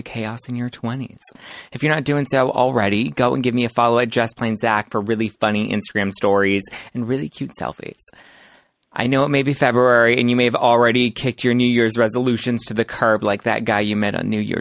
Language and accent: English; Los Angeles, California, United States; I was born and raised in L.A., and I haven't left